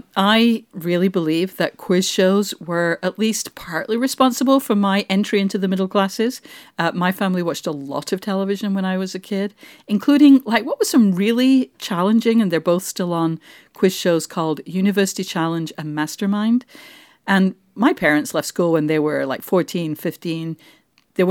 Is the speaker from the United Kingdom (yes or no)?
yes; England, United Kingdom; moved away; When I go home to England